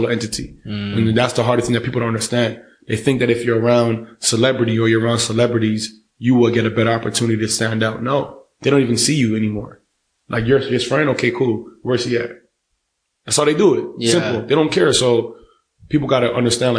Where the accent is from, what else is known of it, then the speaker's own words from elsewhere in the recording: Toronto, Ontario, Canada; I'm from Toronto.